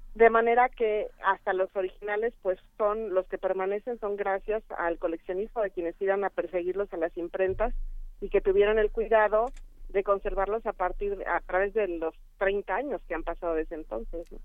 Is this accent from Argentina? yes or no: no; Mexico; como mexicanos